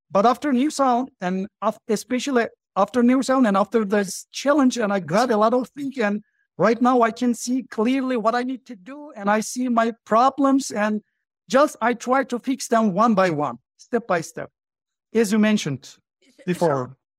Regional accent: Turkey; English is a second language; I'm from Turkey, as you mentioned, and uh, right now I live in Turkey. I live in Ankara, the capital of Turkey

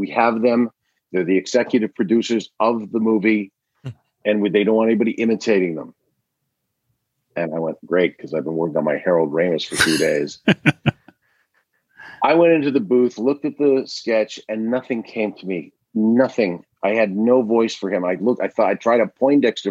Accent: Canada; moved away; also born or lived in Toronto

